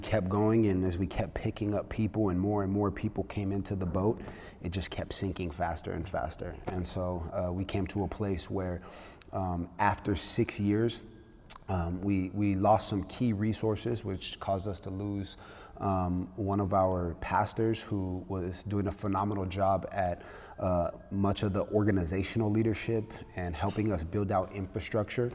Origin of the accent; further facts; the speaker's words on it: Los Angeles, California, United States; I'm from Los Angeles, California